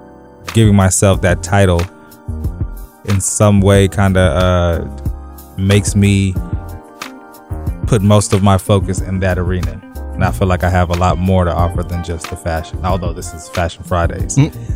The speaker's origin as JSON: {"language": "English", "country": "Zimbabwe", "also_born_or_lived": "England / Los Angeles / Texas / Massachusetts", "moved": "yes", "said": "I'm originally from Zimbabwe. That's a little bit above South Africa. Well, kind of right above South Africa."}